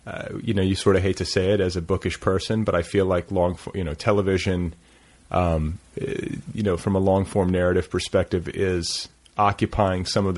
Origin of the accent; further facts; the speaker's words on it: Midwest, United States; now in Los Angeles, United States; growing up in the Midwest